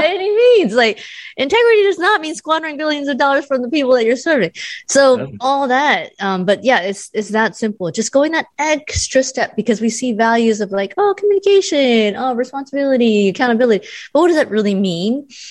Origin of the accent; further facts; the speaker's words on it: United States; I'm Asian American